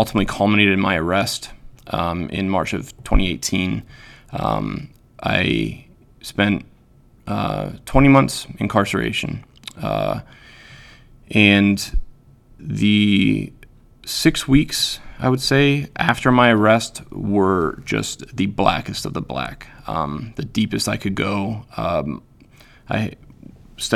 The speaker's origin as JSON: {"language": "English", "region": "Pennsylvania", "country": "United States", "tie": "born or raised there", "also_born_or_lived": "Utah", "moved": "as an adult", "lives_now": "Wisconsin, United States", "said": "I grew up in Pennsylvania. I lived there until I was about 29, and my wife at the time and I and our two children moved to Utah."}